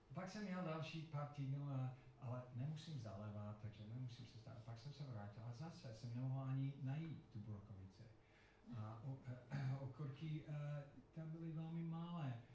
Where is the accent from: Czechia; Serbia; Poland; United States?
United States; Colorado; Czech is a second language; moved away; Já jsem vyrůstal v Colorado a tam je to suché